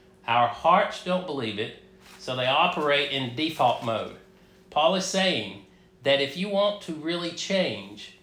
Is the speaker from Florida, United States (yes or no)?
no; North Georgia, United States; I grew up a Baptist in North Georgia.